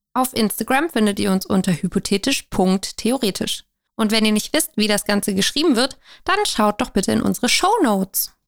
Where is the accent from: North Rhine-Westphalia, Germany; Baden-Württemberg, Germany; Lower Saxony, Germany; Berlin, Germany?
Baden-Württemberg, Germany; Stuttgart; ich komme aus Stuttgart, bin also gebürtige Schwäbin